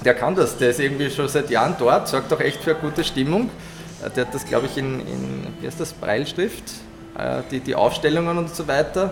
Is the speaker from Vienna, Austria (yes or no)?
yes; Vienna, Austria; bei uns in Wien